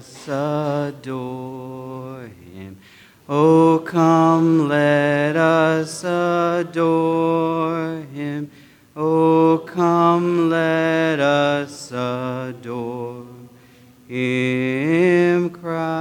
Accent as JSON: {"language": "English", "country": "United States", "said": "I am proud to be an American"}